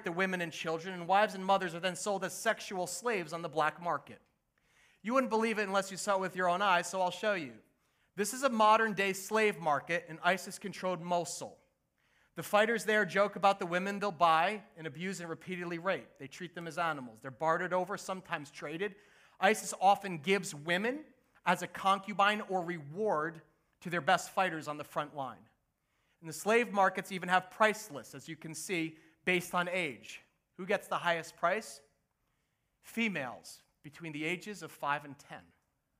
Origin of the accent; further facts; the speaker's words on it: United States; also born or lived in New Jersey; I grew up in the United States